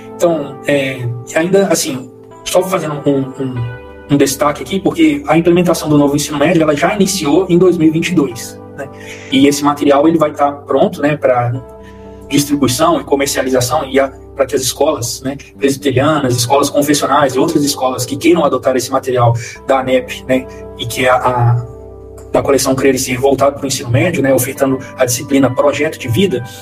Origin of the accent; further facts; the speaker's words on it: Belo Horizonte, Minas Gerais, Brazil; moved away as an adult; now in Goiânia, Brazil; eu sou natural de Belo Horizonte também, com, conterrâneo aí da, da Priscila, né? Eu cresci na região da Pampulha